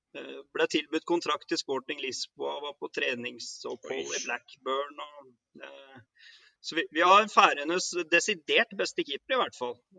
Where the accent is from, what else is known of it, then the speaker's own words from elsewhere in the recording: Oslo, Norway; moved away as an adult; also born or lived in Northern Norway / Førde; now in Faroe Islands; jeg er jo fra Kampen, da. Eh, Nordmannsgata